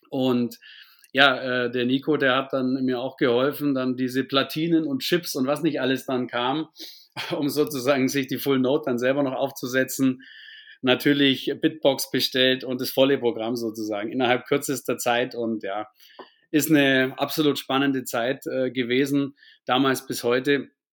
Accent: near Augsburg, Bavaria, Germany; bin in der Nähe von Augsburg geboren, aufgewachsen und auch bis heute im Süden sozusagen ansässig, was man auch an meinem Akzent sicherlich hören wird

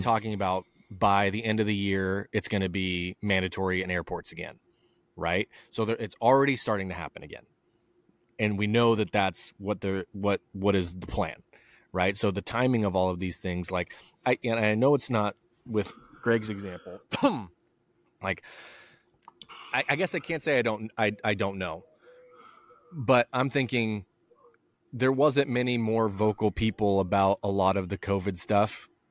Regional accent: southern Idaho, United States; my hometown in southern Idaho.

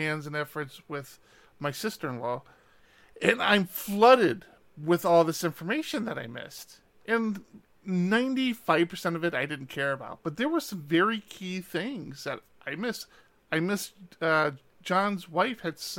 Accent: East Coast, United States; now in West Coast, United States; I grew up on the East Coast

